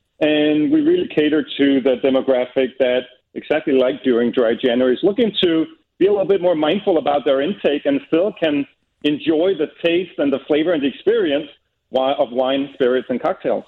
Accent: Copenhagen, Capital Region of Denmark, Denmark; English is a second language; We're from Copenhagen ourselves.

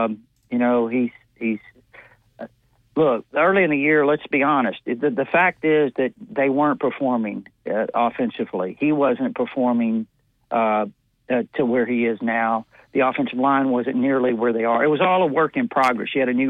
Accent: South Texas, United States; growing up in South Texas.

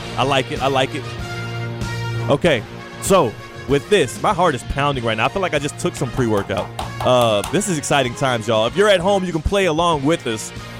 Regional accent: Houston, Texas, United States; moved away; because I'm not from South Florida. I'm from Houston, Texas.

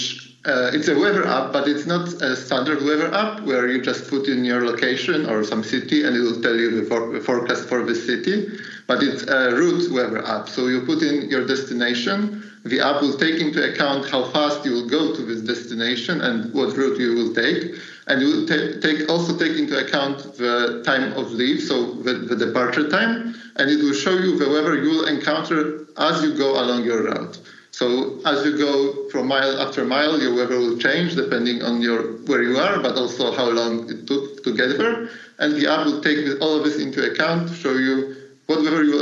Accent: Poland; moved away as an adult; also born or lived in Germany; I was working a bit far from my hometown. So I'm from Poland, and I was working in Germany

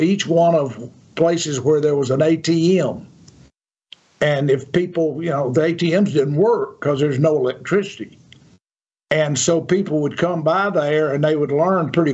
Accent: Yazoo City, Mississippi, United States; I'm from Yazoo City

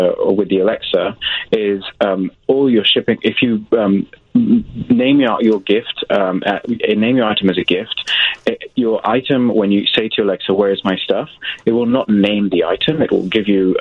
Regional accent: England, United Kingdom; I'm from England

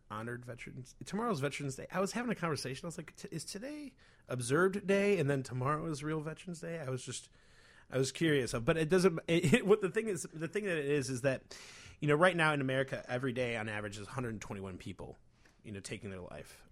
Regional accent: Chicago, Illinois, United States; being a Chicagoan's very funny

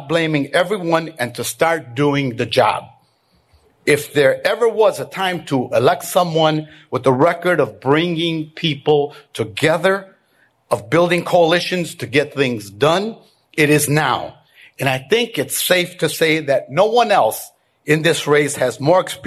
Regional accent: Chicago, Illinois, United States; I grew up in Little Village and went to high school at St. Rita.

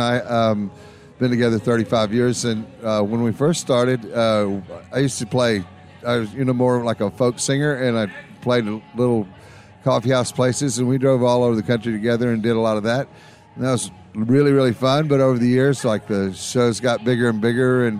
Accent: George West, Texas, United States; we came from George West, Texas

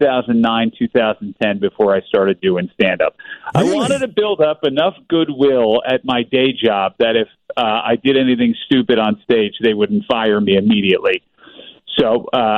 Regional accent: New Jersey, United States; I grew up in New Jersey

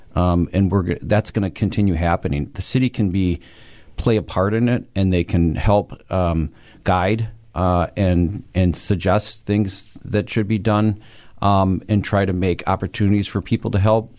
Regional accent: Waukesha, Wisconsin, United States; This is my hometown.

